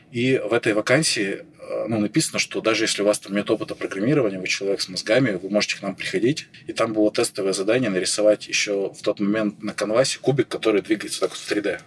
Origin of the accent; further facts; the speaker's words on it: Chelyabinsk, Chelyabinsk Oblast, Russia; moved away as an adult; now in Saint Petersburg, Russia; я и сам из Челябинска, я из Челябинска выезжал